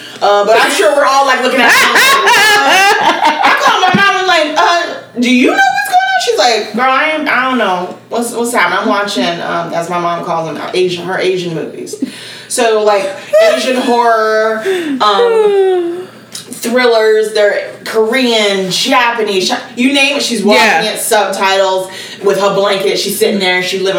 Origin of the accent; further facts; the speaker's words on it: Tanzania; Because I was from Tanzania.